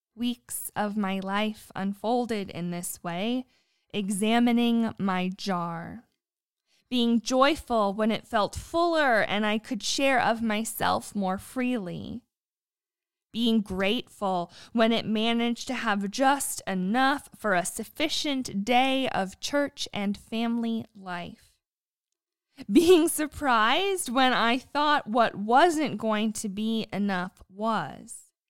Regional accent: United States; now in Southwest Virginia, United States; I was born on Lake Erie and now live in Southwest Virginia with my husband and dog

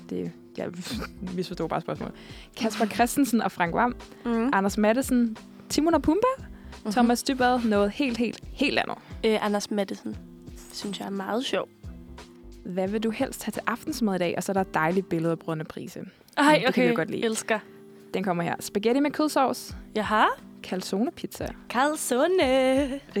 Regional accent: Zealand, Denmark

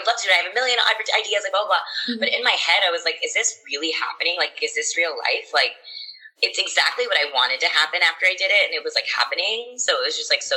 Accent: Texas, United States; I grew up in Texas and everyone around me had blonde hair

